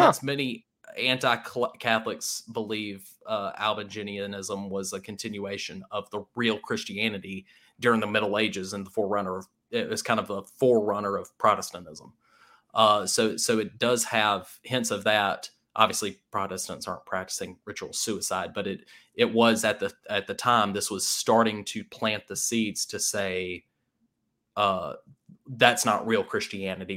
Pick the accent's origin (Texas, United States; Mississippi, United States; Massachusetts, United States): Mississippi, United States; Starkville; I grew up in the Starkville area